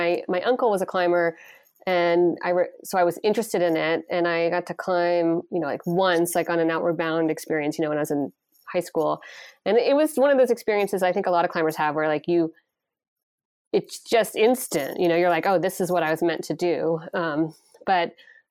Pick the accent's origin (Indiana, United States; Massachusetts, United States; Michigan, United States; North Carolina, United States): North Carolina, United States; moved away as an adult; also born or lived in Rhode Island; now in North Conway, United States; I'm originally from North Carolina